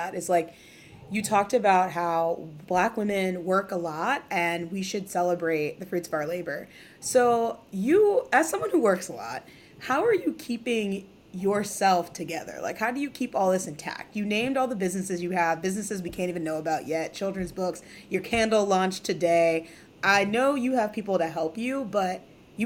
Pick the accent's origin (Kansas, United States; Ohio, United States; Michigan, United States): Ohio, United States; now in New York City, United States; I'm from Ohio